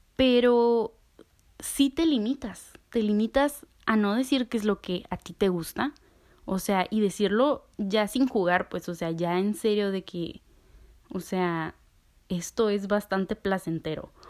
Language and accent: Spanish; Mexico; soy orgullosamente mexicana